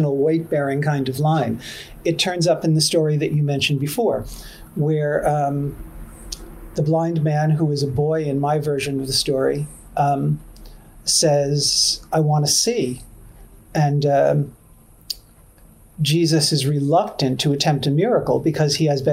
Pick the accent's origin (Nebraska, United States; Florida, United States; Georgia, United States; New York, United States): New York, United States; New York City; I'm a kid from Queens, New York